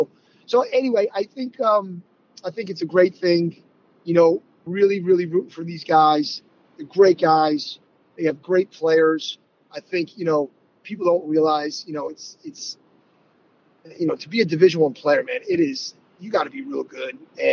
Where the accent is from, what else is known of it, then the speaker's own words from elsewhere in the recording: Connecticut, United States; I grew up in Connecticut, for those that don't know. So I grew up a UConn fan.